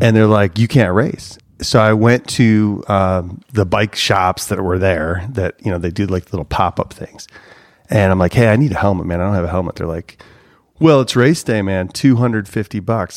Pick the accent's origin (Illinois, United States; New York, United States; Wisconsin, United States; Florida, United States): Illinois, United States; Cary; I grew up in Chicagoland, Northwest suburbs